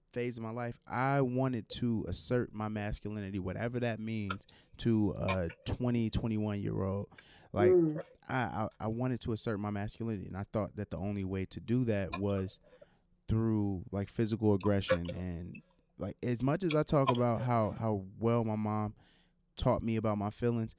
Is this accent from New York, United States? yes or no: no; Chicago, Illinois, United States; growing up in Chicago